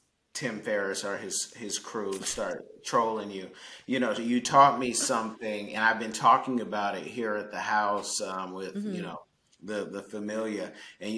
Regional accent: California, United States; the Bay Area, so it was always

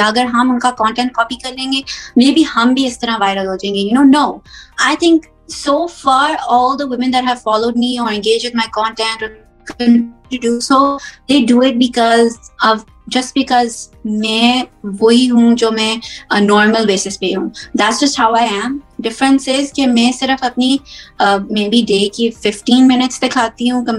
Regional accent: United States; moved away as an adult; also born or lived in Pakistan; I was born and raised here in America

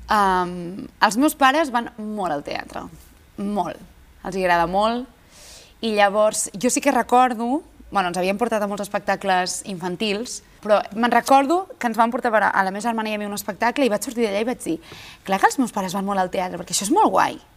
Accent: Badalona, Catalonia, Spain; és casa meva, perquè jo sóc de Badalona

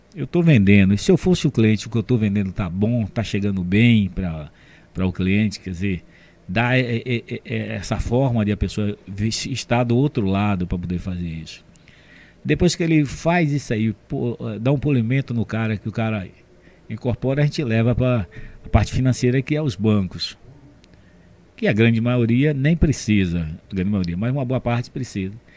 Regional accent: Camaçari, Bahia, Brazil; eu sou de 54 e cheguei em Camaçari em 58

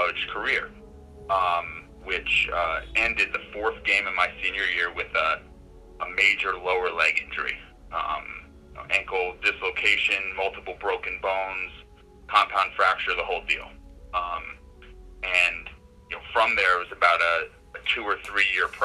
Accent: Poughkeepsie, New York, United States; also born or lived in Bronx, New York; So I'm from New York State. I grew up upstate in the Poughkeepsie, New York area

